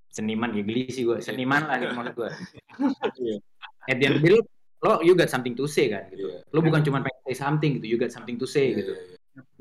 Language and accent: Indonesian; Indonesia; kita sendiri sebagai orang Indo kita orangnya segen